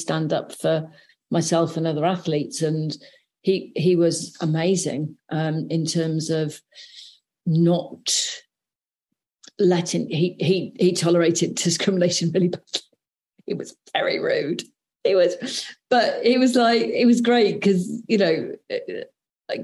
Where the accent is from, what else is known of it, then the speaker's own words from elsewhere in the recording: South Wales, United Kingdom; growing up in South Wales